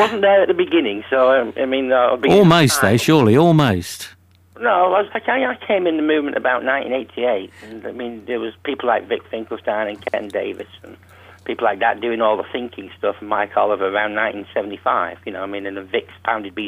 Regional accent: Salford, North West England, United Kingdom; moved away as an adult; now in Philadelphia, United States; I'm from Salford

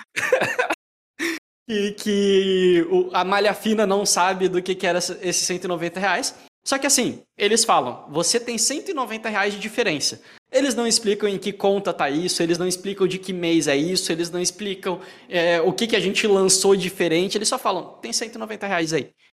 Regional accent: Joinville, Santa Catarina, Brazil; eu sou de Joinville, Santa Catarina

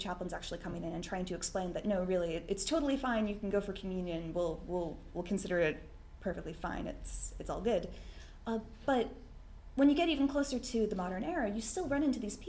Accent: Boston, Massachusetts, United States; I'm from Boston, that's what we

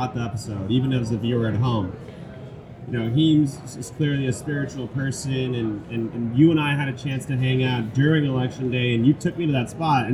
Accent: New York City, New York, United States; I've grown up here since 1987. And, you know, going through the New York City experience, going through growing up in Elmhurst, growing up in South Ozone Park

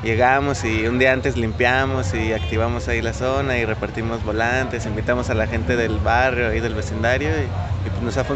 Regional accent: Aguascalientes, Mexico; now in Guadalajara, Mexico; yo soy de Aguascalientes, yo llegué aquí a Guadalajara hace algún tiempo

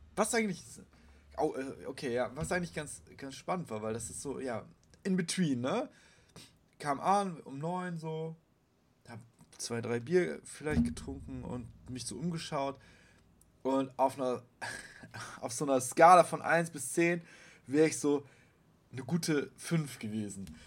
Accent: Bremen, Germany; Ich bin Bremer

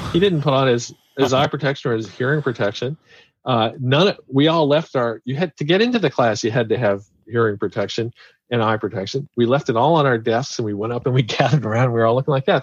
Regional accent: Kansas City, United States; I'm from Kansas City

